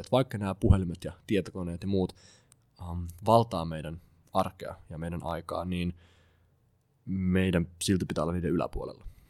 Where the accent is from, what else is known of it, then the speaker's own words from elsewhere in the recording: Klaukkala, Uusimaa, Finland; mä itse kotoisin Klaukkalassa